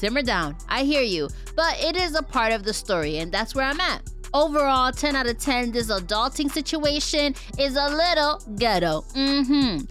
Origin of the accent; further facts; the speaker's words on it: Paterson, New Jersey, United States; I'm from Paterson, New Jersey